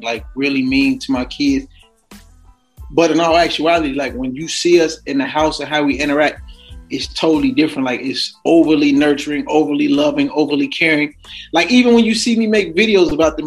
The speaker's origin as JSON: {"language": "English", "town": "Chicago", "region": "Illinois", "country": "United States", "tie": "born or raised there", "said": "growing up in Chicago"}